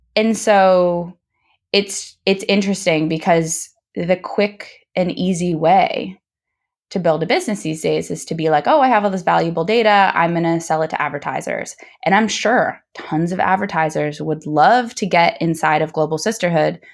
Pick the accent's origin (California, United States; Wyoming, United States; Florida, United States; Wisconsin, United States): California, United States; San Diego; I grew up in San Diego